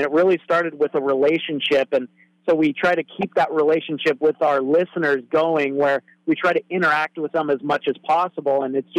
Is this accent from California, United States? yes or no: no; Coupeville, Washington, United States; now in Vancouver, United States; I actually grew up in a place called Whidbey Island, Washington, where I was in a place called Coopville, which is really agricultural. So actually I grew up in kind of cougar country on the west side.